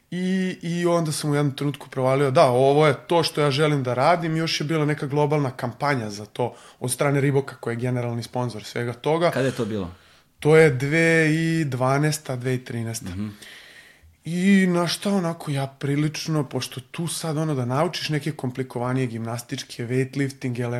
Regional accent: Belgrade, Serbia; Beogradsko sam dete, Aha. ceo život sam živeo na Vračaru

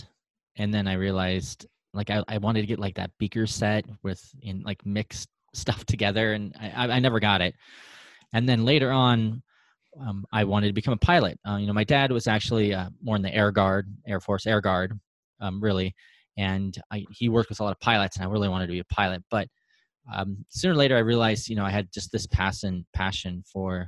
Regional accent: Reno, Nevada, United States; I'm from Reno, Nevada. I've been born and raised

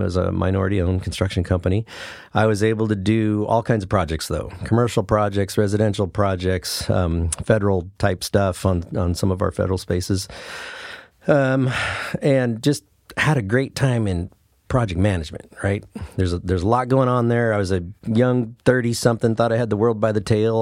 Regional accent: Brookings, Oregon, United States; I grew up in Brookings, Oregon. So that's where I went. My whole school career was there

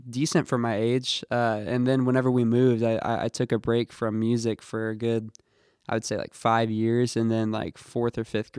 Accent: Santa Claus, Indiana, United States; also born or lived in Chicago / New Albany; I was born in Indianapolis, then we moved to a few places. Like we moved to like Chicago, and then okay. I grew up a little.

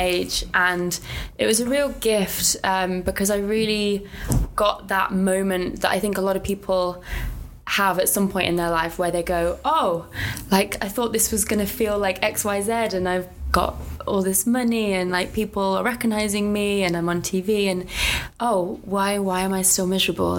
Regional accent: Coventry, West Midlands, United Kingdom; now in London, United Kingdom; I'm originally from Coventry, currently living in London

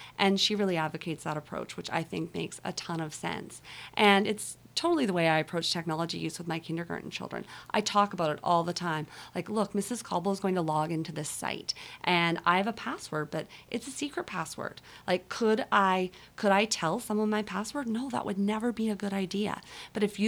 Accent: Kenton, Manitoba, Canada; moved away as an adult; now in Victoria, Canada; I was born in Kenton, Manitoba, and I always kind of laugh and say I'll probably die there too

